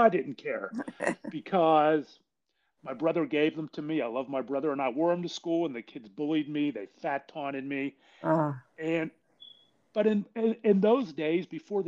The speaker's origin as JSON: {"language": "English", "town": "Pittsburgh", "region": "Pennsylvania", "country": "United States", "tie": "born or raised there", "said": "I was born and raised in Pittsburgh, PA"}